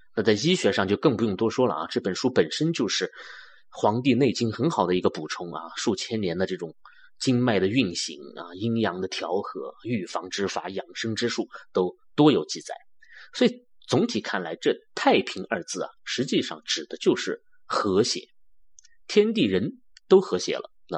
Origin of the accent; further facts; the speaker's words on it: China; 我们中国人